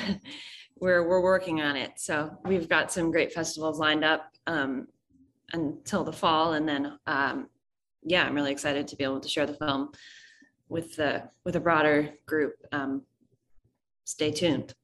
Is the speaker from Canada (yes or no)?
no; New York City, New York, United States; I'm from New York City, so, um, a New York native